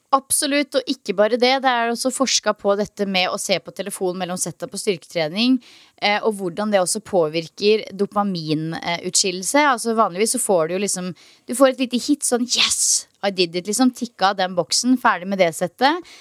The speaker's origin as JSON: {"language": "Norwegian", "country": "Norway", "moved": "yes", "lives_now": "Australia", "said": "hjemme i Norge"}